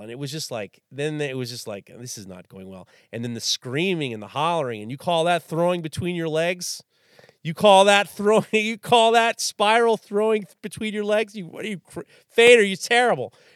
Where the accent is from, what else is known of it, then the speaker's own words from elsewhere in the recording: New York City, New York, United States; growing up in New York City in the early in the early 80s